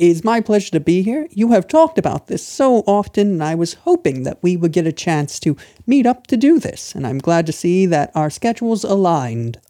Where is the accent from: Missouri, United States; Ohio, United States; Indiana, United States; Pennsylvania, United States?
Pennsylvania, United States; Lancaster; moved away as an adult; also born or lived in Thailand; now in China; I'm from the state of Pennsylvania, the small city of Lancaster